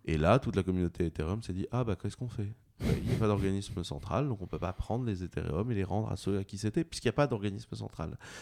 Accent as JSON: {"language": "French", "region": "Brittany", "country": "France", "said": "je suis breton"}